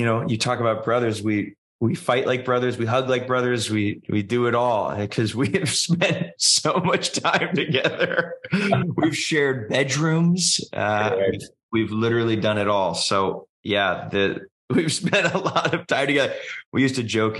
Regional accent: New York, United States; we were the only two New Yorkers in South Bend, Indiana on athlete orientation day

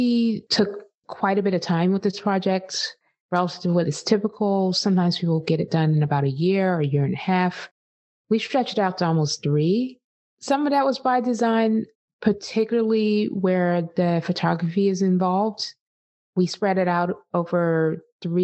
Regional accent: East Coast, United States; I grew up on the East Coast in the 80s.

